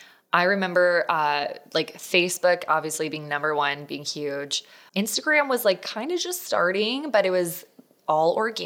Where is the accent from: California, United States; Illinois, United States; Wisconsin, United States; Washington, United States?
Illinois, United States; So I am originally from the Chicago suburbs, made my way out to ASU. That's where, you know, I've since kind of settled down afterwards. But after college, I moved back to Chicago